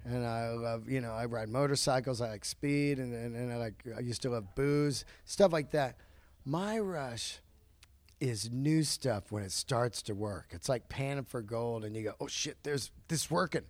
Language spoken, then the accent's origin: English; Bay Area, California, United States; growing up in the Bay Area